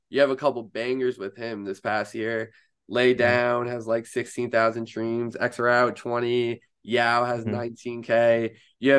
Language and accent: English; New York City, New York, United States; Hey, welcome to New York, man. I'm a New Yorker myself.